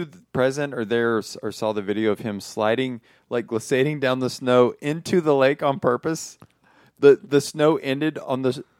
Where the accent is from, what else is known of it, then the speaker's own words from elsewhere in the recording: South Carolina, United States; I'm from South Carolina